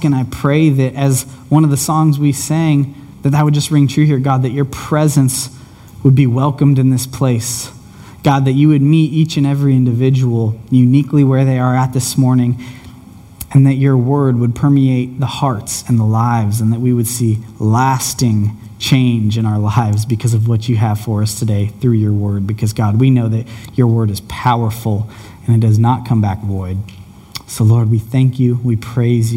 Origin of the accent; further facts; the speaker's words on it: United States; moved away as an adult; I'm from Washington, and I just moved out here a few months ago